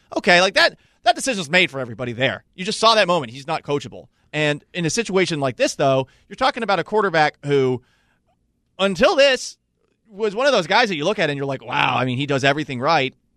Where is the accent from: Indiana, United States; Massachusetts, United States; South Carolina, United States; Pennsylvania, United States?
Massachusetts, United States; I was growing up in Massachusetts